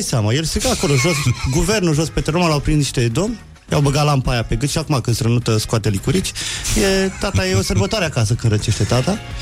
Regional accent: Petroșani, Hunedoara County, Romania; now in Bucharest, Romania; Sunt din Petroșani

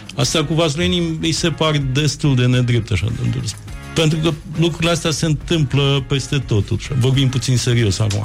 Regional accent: Moldavia, Romania; eu sunt moldovean, moldovean

